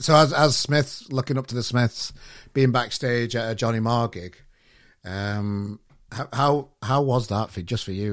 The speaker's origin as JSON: {"language": "English", "town": "Sheffield", "region": "Yorkshire and the Humber", "country": "United Kingdom", "said": "I'm from Sheffield"}